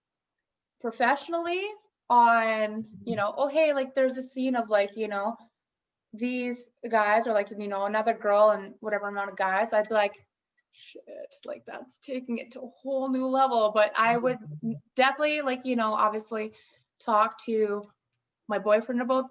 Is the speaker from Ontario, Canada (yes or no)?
no; Yellowknife, Northwest Territories, Canada; also born or lived in Red Deer, Alberta; now in Kelowna, Canada; growing up in Yellowknife, I went to Sir John Franklin School